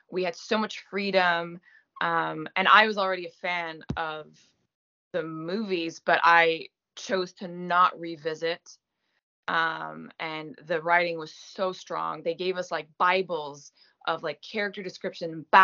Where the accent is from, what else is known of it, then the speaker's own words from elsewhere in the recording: Canada; as a Canadian actor, like I am never recognized.